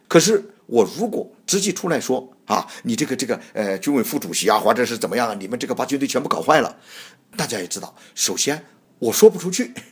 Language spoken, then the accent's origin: Chinese; China; moved away as an adult; also born or lived in Hong Kong / United States / Australia; 我首先是出自那中国大陆，在中国大陆也工作过，在政府部门也工作过，后来这中央事务，我到了国外，到西方，到美国、澳大利亚，还有在我们这个海外，呃，香港，生活了这么十几二十年